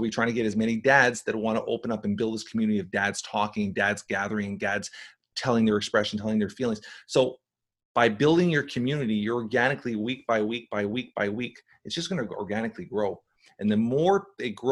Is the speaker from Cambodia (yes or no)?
no; Canada; because he's Canadian, we're Canadian